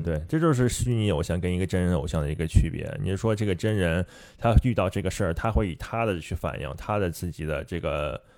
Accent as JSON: {"language": "Chinese", "country": "China", "said": "毕竟我是中，中国人嘛"}